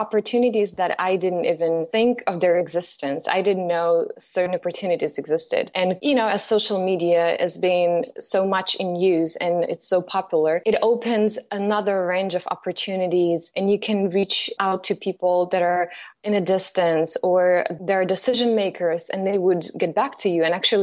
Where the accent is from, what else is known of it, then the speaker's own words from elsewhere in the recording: Kyiv, Ukraine; moved away as an adult; now in United States; originally I'm coming from Ukraine. I lived in Kyiv. I was born there.